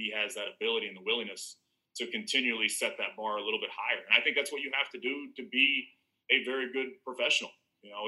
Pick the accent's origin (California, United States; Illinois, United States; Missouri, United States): Illinois, United States; Southern; I'm from Southern Illinois